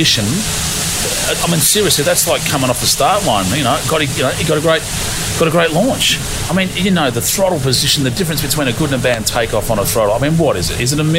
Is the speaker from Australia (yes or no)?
yes; Australia; when you're growing up in Australia, Ford or Holden.